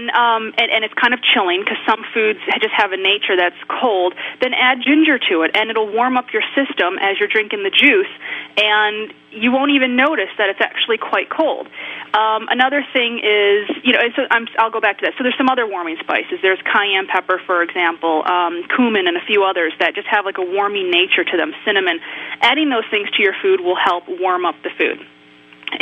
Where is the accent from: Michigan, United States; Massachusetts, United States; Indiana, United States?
Michigan, United States; moved away; I was born and raised in the Midwest. I'm from Michigan